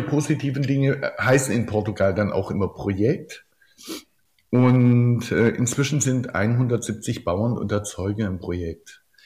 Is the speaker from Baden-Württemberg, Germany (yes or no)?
yes; Oberndorf am Neckar, Baden-Württemberg, Germany; meinem Geburtsort Oberndorf am Neckar